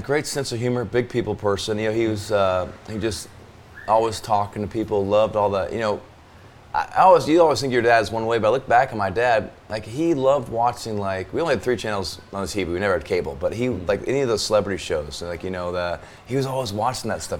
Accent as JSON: {"language": "English", "region": "Arizona", "country": "United States", "tie": "born or raised there", "moved": "yes", "lives_now": "the South, United States", "said": "growing up in Arizona"}